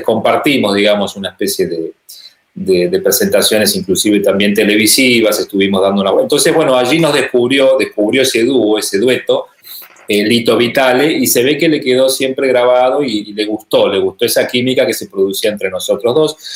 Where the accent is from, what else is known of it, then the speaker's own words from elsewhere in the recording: Rosario, Santa Fe, Argentina; desde Rosario, desde mi ciudad natal